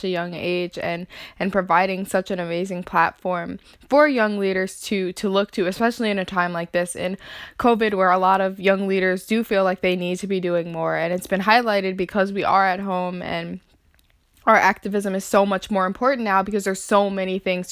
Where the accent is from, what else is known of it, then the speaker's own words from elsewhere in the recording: Chicago, Illinois, United States; Caitlin and I are from Chicago, from the South Suburbs